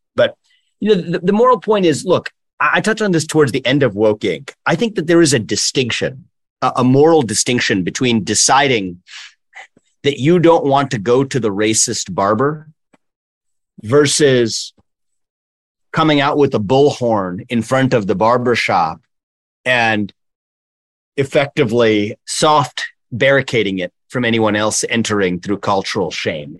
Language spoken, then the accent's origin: English; Cincinnati, Ohio, United States; also born or lived in Columbus, Ohio; born and raised in Cincinnati.